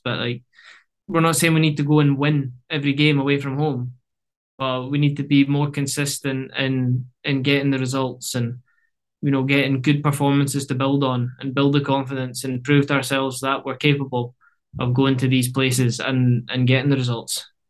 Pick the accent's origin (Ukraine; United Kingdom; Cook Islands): United Kingdom; Scotland; moved away as an adult; now in Canada; getting back to Scotland